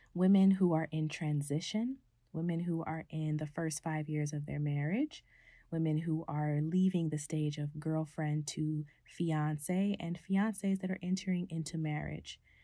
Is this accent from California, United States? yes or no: yes; California, United States; my family dynamic in my hometown in California has kind of shifted